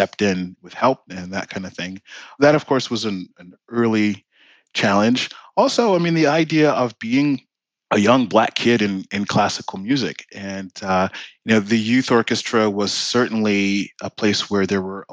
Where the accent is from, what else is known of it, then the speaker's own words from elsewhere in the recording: Washington, District of Columbia, United States; I grew up in Washington, D.C.